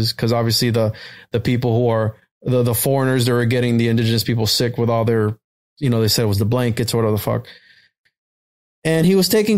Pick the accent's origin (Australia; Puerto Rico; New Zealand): Puerto Rico; now in Florida, United States; I'm from Puerto Rico. I was born in Puerto Rico.